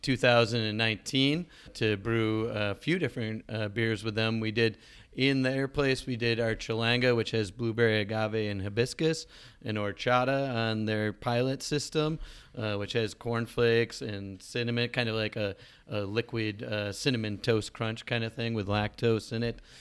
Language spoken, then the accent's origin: English; Cattaraugus, New York, United States; I grew up in Cattaraugus